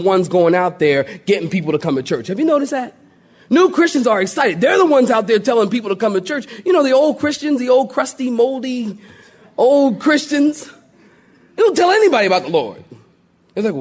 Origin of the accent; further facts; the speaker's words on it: Philadelphia, Pennsylvania, United States; I'm from Philly and everything is concrete